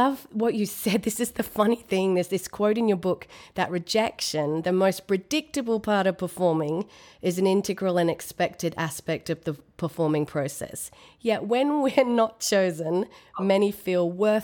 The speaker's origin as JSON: {"language": "English", "country": "Australia", "moved": "yes", "lives_now": "Atlanta, United States", "said": "I'm in America. I'm in Atlanta, but I'm an Australian"}